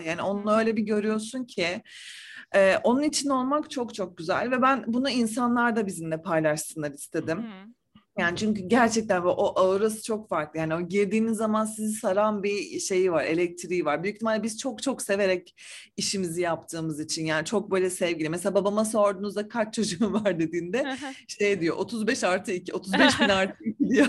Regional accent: Ankara, Turkey; now in Istanbul, Turkey; Ankara'da doğdum büyüdüm ben.

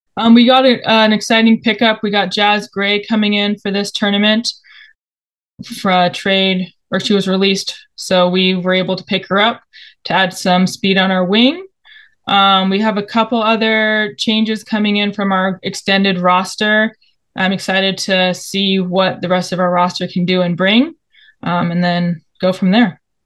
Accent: Bay Area, Northern California, United States; I am a Bay Area kid, grew up in NorCal

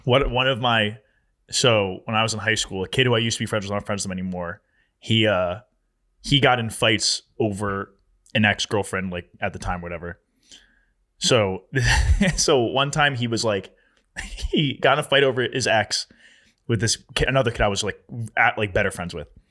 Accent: New Jersey, United States; my hometown

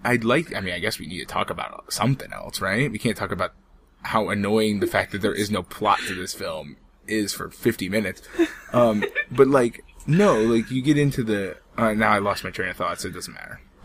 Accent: United States; I am American

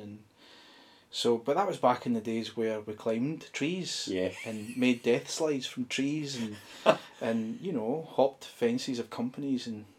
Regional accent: Ayrshire, Scotland, United Kingdom; moved away as an adult; now in Auchinloch, United Kingdom; So I'm an Ayrshire boy.

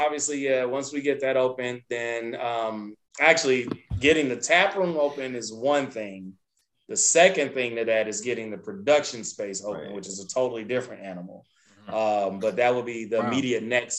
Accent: Nashville, Tennessee, United States; now in Chicago, United States; with Nashville, Tennessee being my hometown

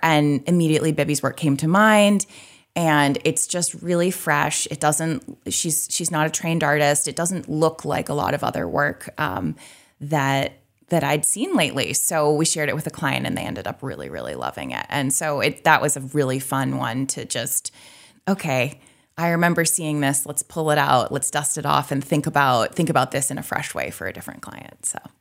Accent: Midcoast Maine, United States; moved away as an adult; also born or lived in Boston / New York / Portland, Maine; I grew up in the Midcoast, so now I'm in Portland

